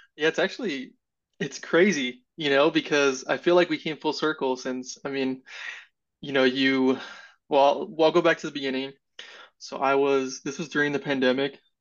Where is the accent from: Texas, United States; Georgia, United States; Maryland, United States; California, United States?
California, United States; moved away as an adult; now in Indianapolis, United States; I'm originally from California